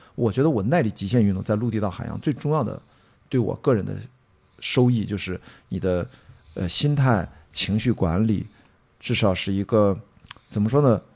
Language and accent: Chinese; Qingdao, Shandong, China; born or raised there